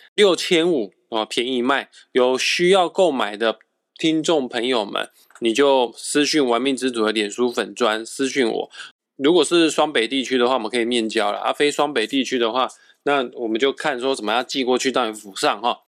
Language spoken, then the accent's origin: Chinese; Kaohsiung, Taiwan; moved away as an adult; now in Taipei, Taiwan; 我的家乡高雄，是天气非常湿热炎热的一个地方